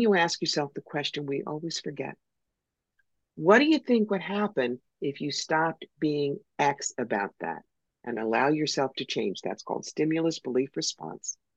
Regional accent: United States; I'm American

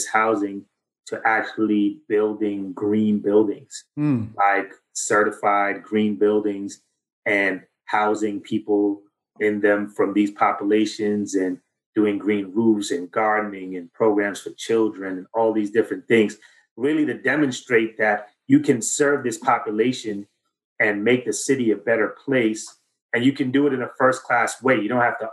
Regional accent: New York City, New York, United States; growing up in Flatbush in Queens, and going to high school in Southside, Queens

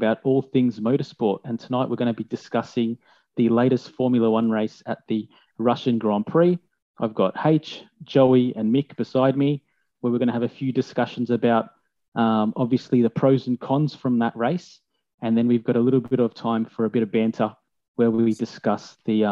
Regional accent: Australia; we're all Australian as well

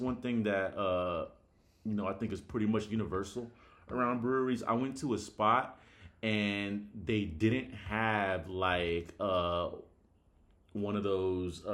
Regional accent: United States; I'm from America

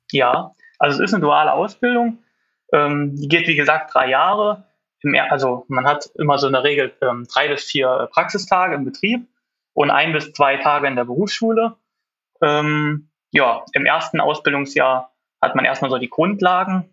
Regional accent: Bekond, Rhineland-Palatinate, Germany; bin aus Bekonte in der Nähe von Trier

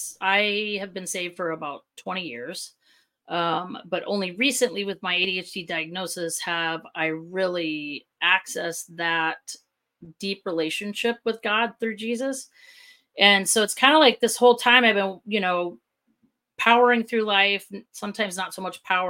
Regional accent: Southern California, United States; now in Chandler, United States; originally from Southern California

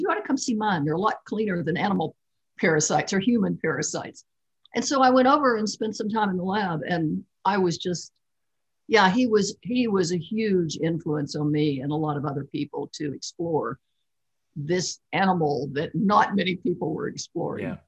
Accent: Kentucky, United States; I grew up in Kentucky and there are lots of rivers there.

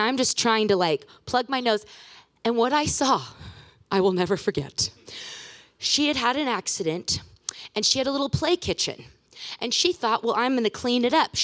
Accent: Washington, United States; now in California, United States; We're from Washington. He's from Montana, but we claim Washington. So it's good to be home in my roots

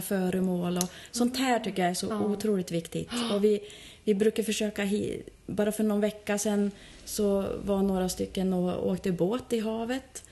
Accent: Bjuråker, Gävleborg County, Sweden; jag är ju själv från Bjuråker

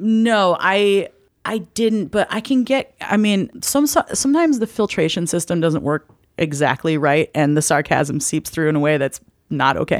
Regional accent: the Northwest, Pacific Northwest, United States; I'm from the Northwest where trees are used only for wood

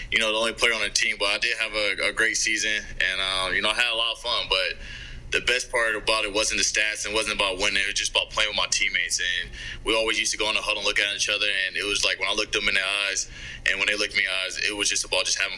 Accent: Ohio, United States; a lot of people you know that goes over a lot of our heads because we're from Ohio

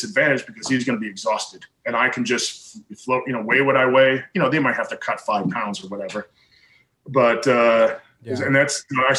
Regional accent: Chicago, Illinois, United States; moved away; I grew up just outside of Chicago.

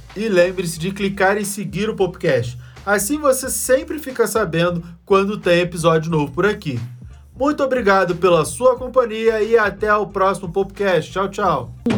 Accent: Rio de Janeiro, Brazil; Eu sou carioca

